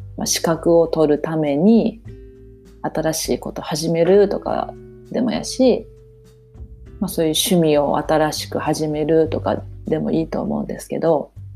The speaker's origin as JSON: {"language": "Japanese", "country": "Japan", "tie": "born or raised there", "moved": "yes", "said": "私も日本で生まれ育ってるし心はバリバリの日本人やから"}